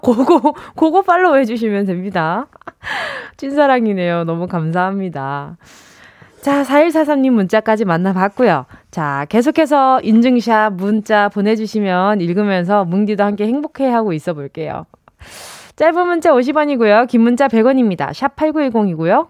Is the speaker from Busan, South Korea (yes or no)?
yes; Busan, South Korea; moved away; 고향이 부산이다